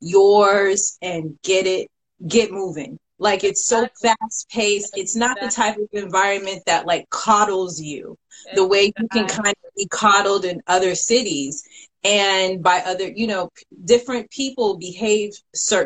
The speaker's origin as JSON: {"language": "English", "country": "Sierra Leone", "said": "as a Sierra Leonean"}